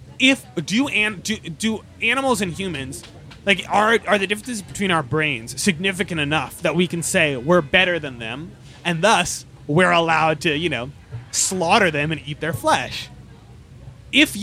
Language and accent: English; Baltimore, Maryland, United States; where I'm from Baltimore, Maryland